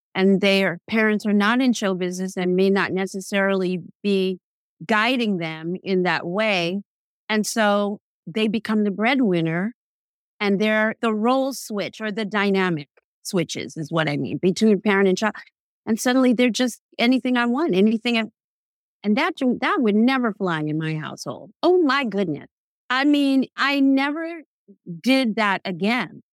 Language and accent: English; New York City, New York, United States; I am born and raised in New York City